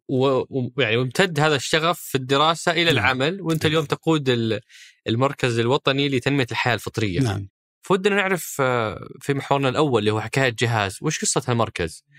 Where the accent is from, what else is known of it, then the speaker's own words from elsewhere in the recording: Saudi Arabia; وارث الصيد اللي احنا نحبه كسعوديين